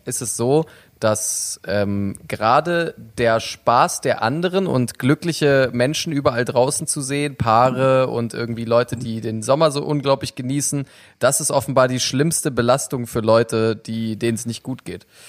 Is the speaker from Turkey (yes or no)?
yes; Turkey; als Türke